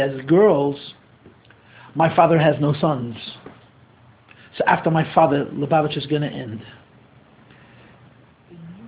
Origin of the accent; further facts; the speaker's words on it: New York City, New York, United States; I'm born and bred in Crown Heights. I grew up here